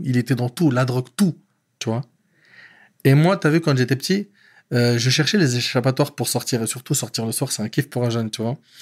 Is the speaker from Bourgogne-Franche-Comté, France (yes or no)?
no; Paris, Île-de-France, France; born or raised there; also born or lived in Aubervilliers